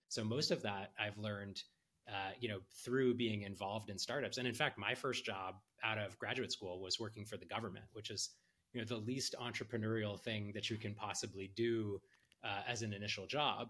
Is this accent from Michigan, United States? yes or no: no; Silicon Valley, California, United States; I grew up in Silicon Valley